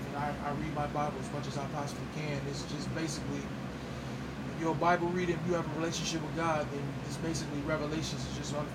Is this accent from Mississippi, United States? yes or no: yes; Mississippi, United States; I'm born and raised in Mississippi